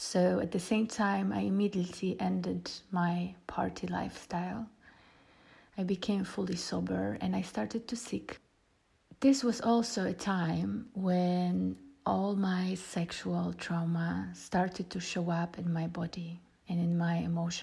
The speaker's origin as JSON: {"language": "English", "country": "Poland", "tie": "born or raised there", "moved": "yes", "lives_now": "Ibiza, Spain", "said": "I was born in Poland when Poland was still a communistic country"}